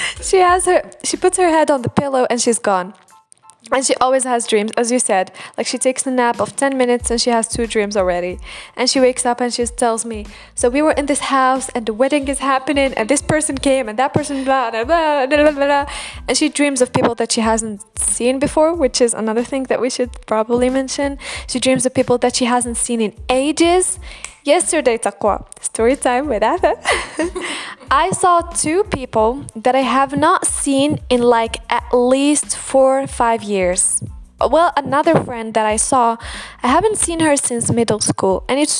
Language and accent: English; Algeria; first language Algerian Arabic; English is a second language; my native language is Arabic or Algerian